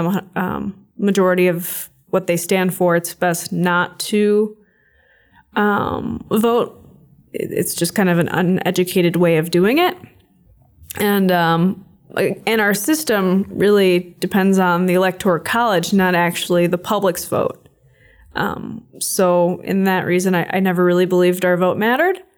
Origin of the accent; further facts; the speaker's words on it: Michigan, United States; moved away as an adult; now in Moscow, Russia; I was born in Moscow in 1994, and um, I was adopted in 1995 by American parents, and um, I've lived in Michigan ever since with them um, for 22 years.